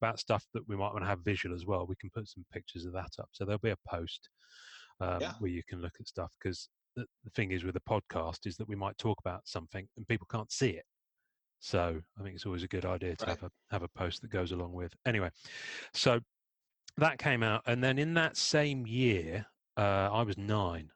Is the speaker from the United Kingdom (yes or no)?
yes; Devon, South West England, United Kingdom; accent: English; I'm in the UK and I grew up in Devon.